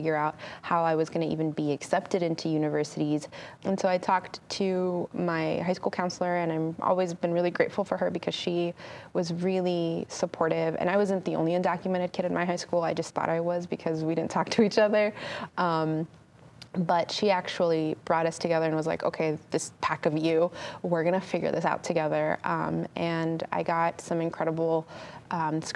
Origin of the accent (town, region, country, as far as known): California, United States; born or raised there